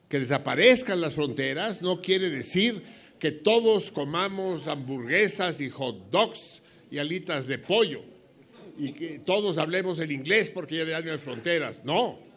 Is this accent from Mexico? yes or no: yes; Mexico; Somos mexicanos, somos patriotas, nos duele México